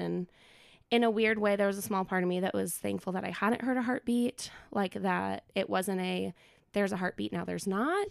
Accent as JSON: {"language": "English", "region": "Minnesota", "country": "United States", "tie": "born or raised there", "moved": "as an adult", "lives_now": "Knoxville, United States", "said": "I was born and raised in Minnesota"}